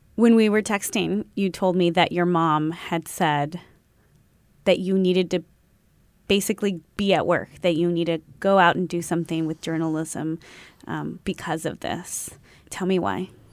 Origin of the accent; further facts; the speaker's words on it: San Antonio, Texas, United States; now in San Francisco Bay Area, United States; I'm from San Antonio.